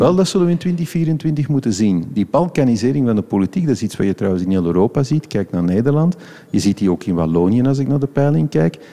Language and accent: Dutch; Flanders, Belgium; als Vlamingen